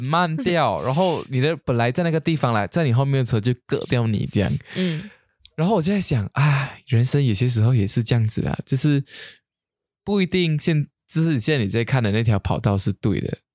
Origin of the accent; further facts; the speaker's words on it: Kuching, Sarawak, Malaysia; 我们古晋人